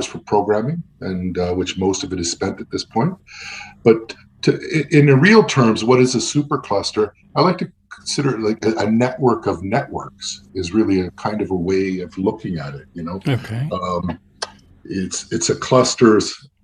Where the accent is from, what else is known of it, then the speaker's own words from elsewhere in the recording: Montreal, Quebec, Canada; now in Ottawa, Canada; I live in Ottawa. I grew up in Montreal, so I'm bilingual